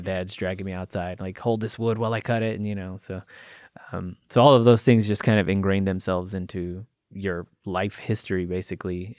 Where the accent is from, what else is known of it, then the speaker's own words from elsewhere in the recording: Chicago, Illinois, United States; moved away; I'm originally from Chicago, and mm-hmm. all of my family's still there